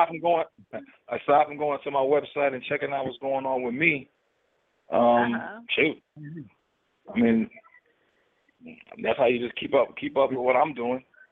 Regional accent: New York City, New York, United States; The Bronx. Bronx, New York

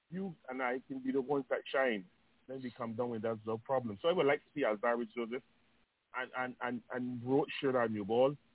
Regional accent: Barbados; I'm coming from Ellerslie Secondary.

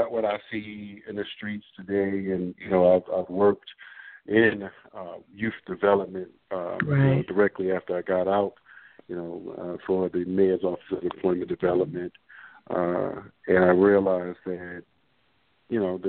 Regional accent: Baltimore, Maryland, United States; born and raised in the Baltimore metropolitan area.

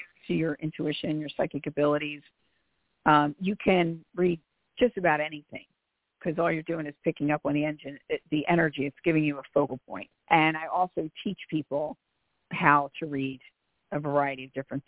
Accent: Philadelphia, Pennsylvania, United States; I am from Philly, so I speak rather quickly

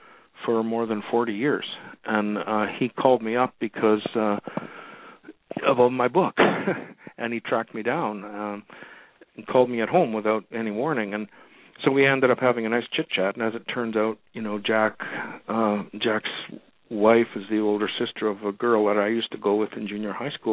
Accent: Winnipeg, Manitoba, Canada; moved away; where I grew up in Winnipeg, Manitoba

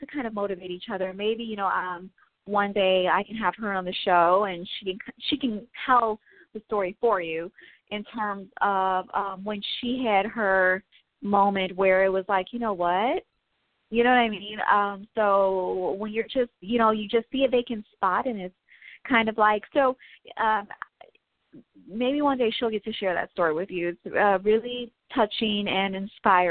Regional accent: Midwest, United States; I'm from the Midwest

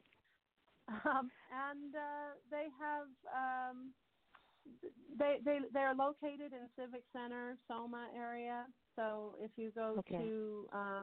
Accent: United States; moved away as an adult; also born or lived in New York; now in London, United Kingdom

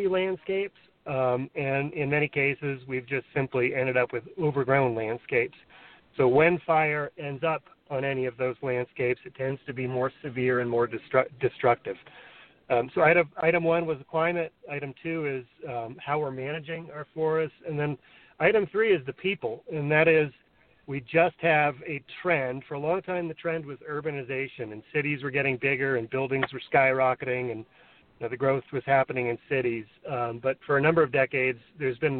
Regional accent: Santa Fe, New Mexico, United States; growing up in Santa Fe, like I said, in the 70s and the 80s

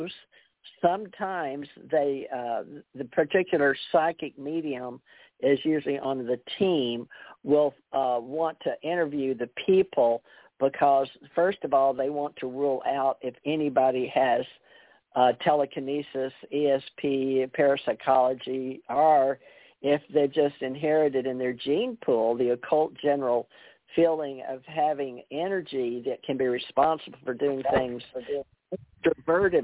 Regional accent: the South, United States; we said Jung because, you know, we're from the South

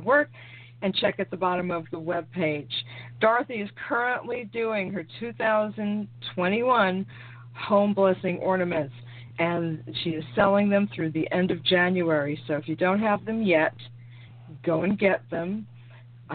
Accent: New York, United States; also born or lived in Brooklyn, New York; I'm from New York, born in Brooklyn, raised in Queens, potty mouth to the bitter end.

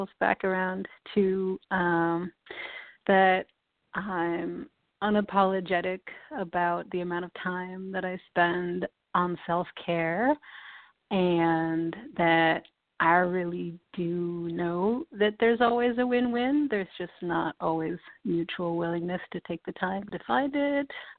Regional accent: East Coast, United States; also born or lived in New York City; I grew up on the East Coast

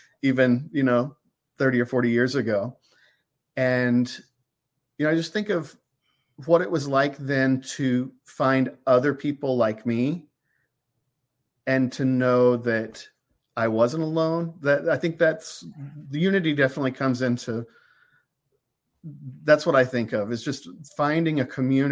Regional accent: Cordell, Oklahoma, United States; my little hometown of Cordell, Oklahoma

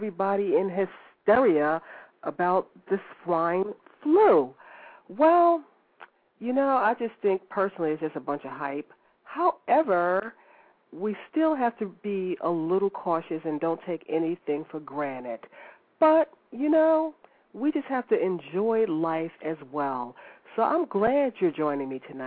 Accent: North Carolina, United States; I'm from North Carolina

